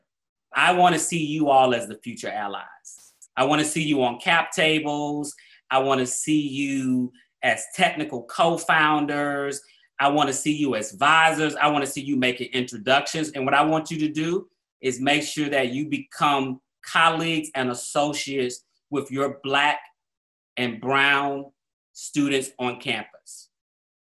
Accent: Atlanta, Georgia, United States; moved away as an adult; I grew up in Black Atlanta. Everything I saw that was inspiration to me growing up in Atlanta was Black

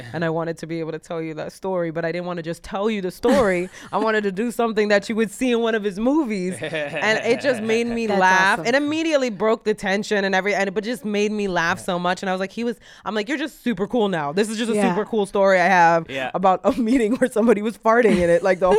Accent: Canada; From Canada, but I don't identify as a Canadian.

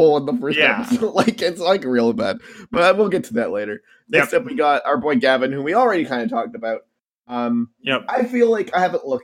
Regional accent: Canada; I'm a Canadian

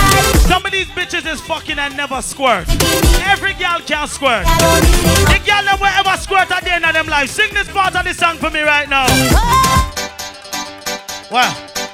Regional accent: Jamaica; I'm Jamaican and I don't fuck regular.

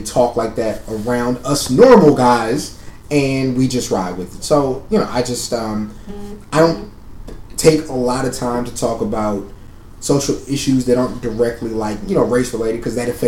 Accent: San Antonio, Texas, United States; now in Austin, United States; I didn't drive growing up in San Antonio.

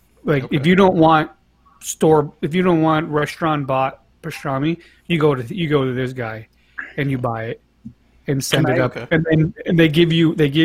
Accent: Monterey Park, California, United States; I grew up in Monterey Park, but I was a stone's throw away from East

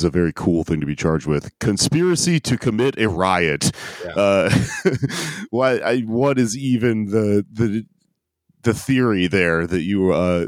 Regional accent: Houston, Texas, United States; I'm from Houston.

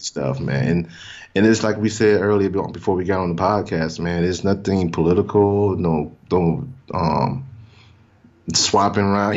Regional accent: Mississippi, United States; moved away; I'm from Mississippi originally

